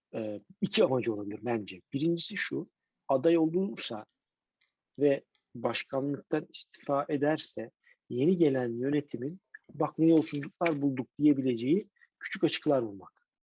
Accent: Istanbul, Turkey; bir İstanbullu olarak

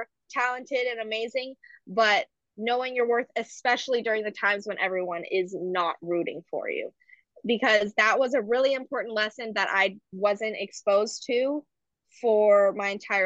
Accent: Marin County, California, United States; also born or lived in San Francisco, California; now in Berkeley, United States; I grew up in Marin County, which is a very predominantly white area

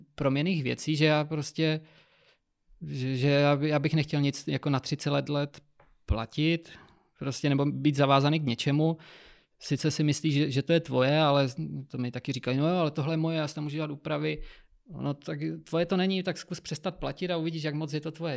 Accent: Moravia, Czechia; moved away; já pocházím z Moravy

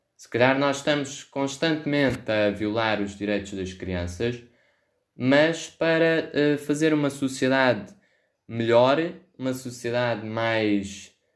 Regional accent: Ribatejo, Portugal; Sou do Ribatejo, uh, tenho vivência com isso

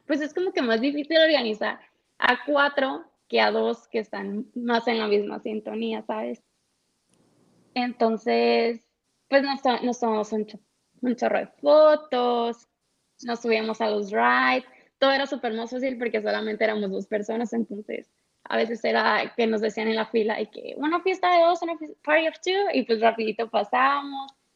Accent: Los Mochis, Sinaloa, Mexico; soy de los Mochis

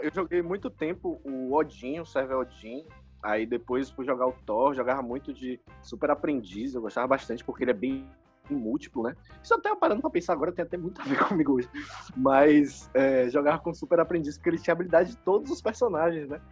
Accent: Salvador, Bahia, Brazil; eu nasci aqui em Salvador, vivi minha vida toda aqui

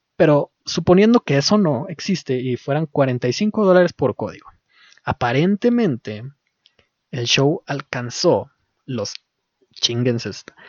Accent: Mexico; y yo siendo mexicano

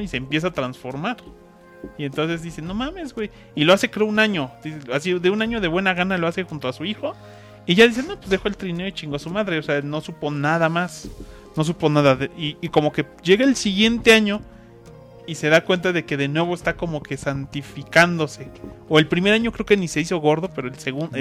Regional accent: Mexico; somos mexicanos

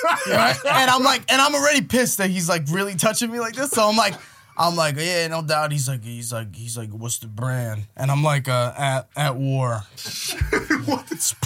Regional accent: Long Island, New York, United States; I'm from Long Island.

